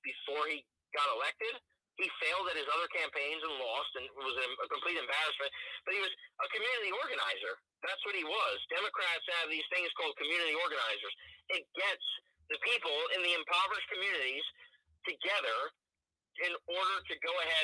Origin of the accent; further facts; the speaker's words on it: Union City, New Jersey, United States; I grew up in Union City, New Jersey